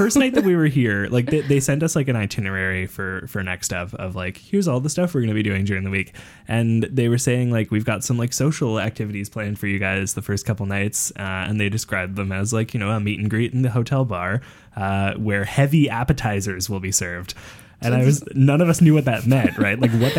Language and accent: English; Vancouver, British Columbia, Canada; moved away; growing up in Vancouver